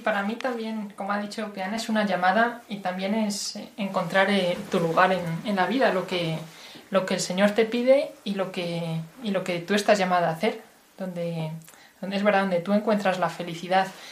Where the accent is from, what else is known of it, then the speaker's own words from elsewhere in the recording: Salamanca, Castile and León, Spain; moved away as an adult; now in Washington, United States; Yo nací en Salamanca, en una tierra castellana, pero ahora, desde hace algunos años, estoy viviendo en Washington